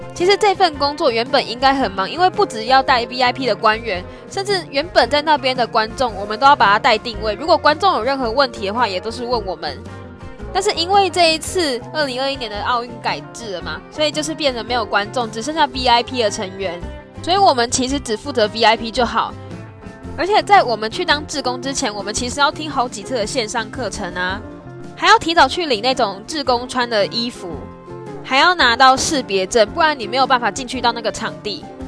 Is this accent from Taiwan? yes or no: yes; Taiwan; now in Japan; 因为我们是台湾人